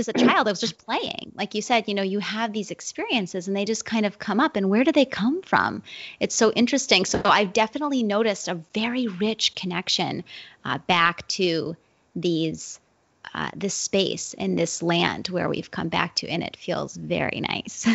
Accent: Wilton, New Hampshire, United States; moved away as an adult; I moved back to my hometown, which is Wilton, New Hampshire.

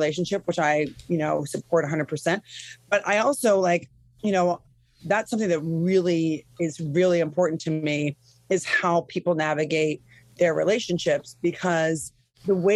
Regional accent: Midwest, United States; I'm from the Midwest

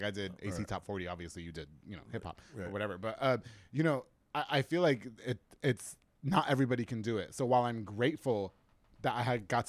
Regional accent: New York, United States; Okay, yeah, I didn't grow up here, so that, yeah. Oh, okay. You know, I'm from New York. We watched 8 Mile, and we all thought we were rappers.

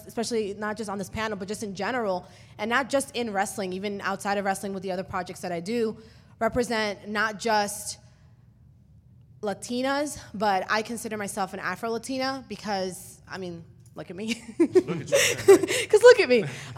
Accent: New York City, New York, United States; first language Spanish; English is a second language; also born or lived in Dominican Republic; So I grew up in New York, and I grew up very, very immersed in my culture. I grew up with my grandmother, who didn't speak English.

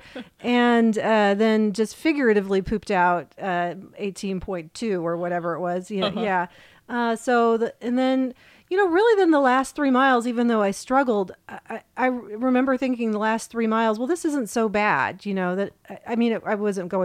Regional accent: Ohio, United States; moved away; I grew up in Ohio

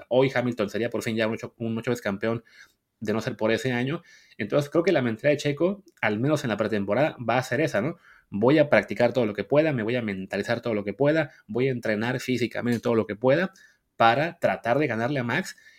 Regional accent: Mexico; somos mexicanos

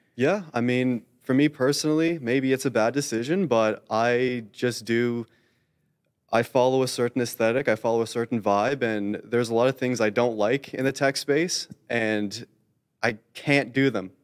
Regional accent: Canada; I am Canadian

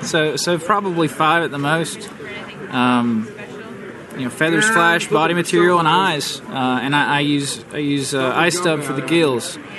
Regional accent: Nashville, Tennessee, United States; I'm from Nashville, Tennessee

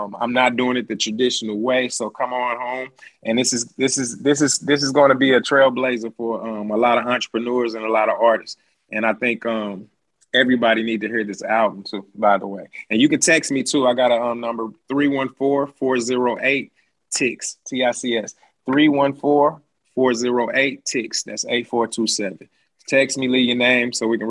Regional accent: St. Louis, Missouri, United States; I'm from St. Louis

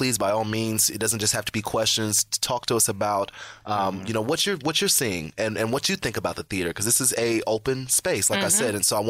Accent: Indiana, United States; I'm from Indiana, y'all.

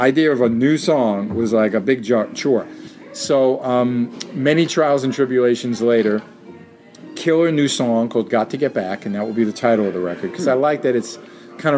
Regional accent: New York City, New York, United States; My buddy Mike, who I grew up with on in Jackson Heights, where I lived then in Queens

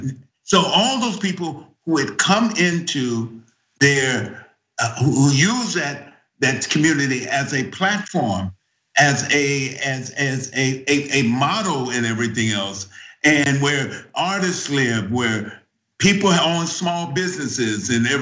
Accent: San Francisco, California, United States; also born or lived in Deep South; even though I was born and raised in San Francisco

